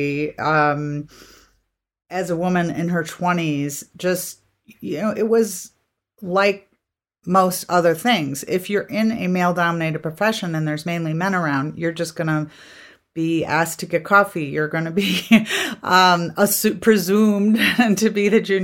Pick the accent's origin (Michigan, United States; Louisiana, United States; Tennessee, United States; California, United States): Michigan, United States; I was from Michigan